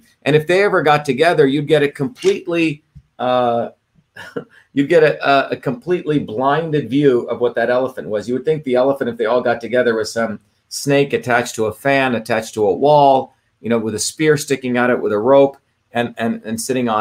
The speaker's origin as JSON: {"language": "English", "country": "India", "tie": "born or raised there", "said": "as a kid growing up in India"}